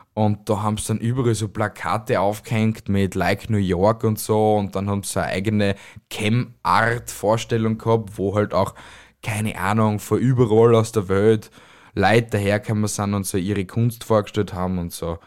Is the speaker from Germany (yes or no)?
no; Amstetten, Lower Austria, Austria; moved away; also born or lived in Styria; ich bin ja kein gebürtiger Steirer. Ich bin ja aus Amstetten, also in Amstetten geboren